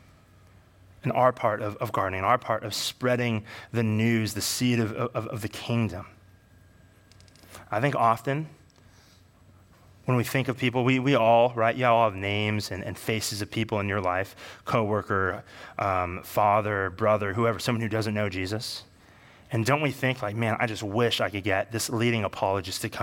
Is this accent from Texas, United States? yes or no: no; Bay Area, California, United States; I grew up in the Bay Area.